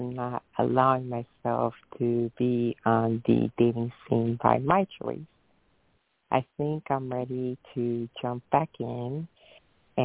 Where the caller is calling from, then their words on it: Jacksonville, Florida, United States; I'm calling from Jacksonville, Florida.